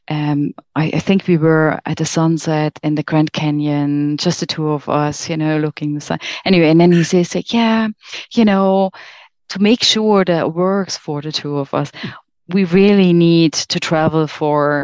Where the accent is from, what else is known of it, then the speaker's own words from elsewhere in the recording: Germany; moved away as an adult; I'm from Germany